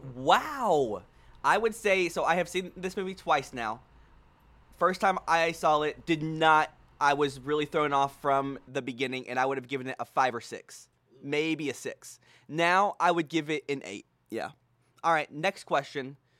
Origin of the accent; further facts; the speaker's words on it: Houston, Texas, United States; now in Dallas, United States; We are back home in Houston, Texas, with my brother